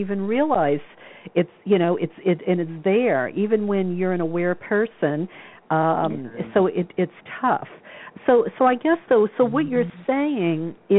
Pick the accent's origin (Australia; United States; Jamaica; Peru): United States; the South; I grew up in the South.